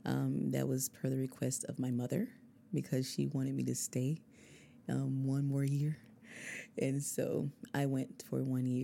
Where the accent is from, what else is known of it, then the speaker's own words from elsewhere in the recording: Albany, Georgia, United States; moved away as an adult; I'm from Albany, Georgia. I was born and raised there. And then I traveled a bit up and down the East Coast.